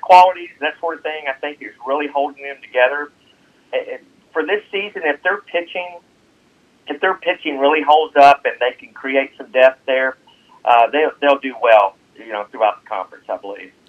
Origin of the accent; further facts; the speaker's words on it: Memphis, Tennessee, United States; moved away as an adult; now in Tate County, United States; I grew up in Memphis, Tennessee